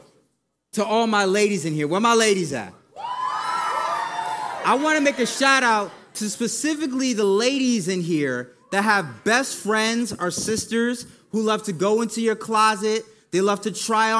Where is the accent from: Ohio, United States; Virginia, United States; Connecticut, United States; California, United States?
Connecticut, United States; Hartford; moved away; I was born and raised in Hartford, Connecticut, where it's pretty much snow all year round